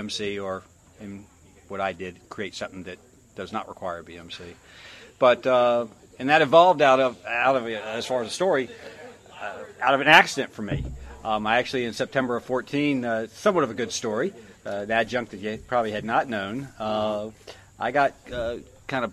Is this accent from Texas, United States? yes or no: no; Florida, United States; I'm from Florida. We got love bugs in Florida.